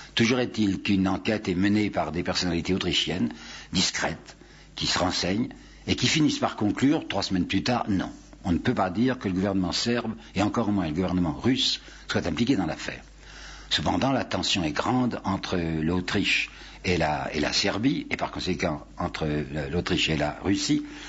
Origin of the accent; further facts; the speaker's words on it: France; je suis français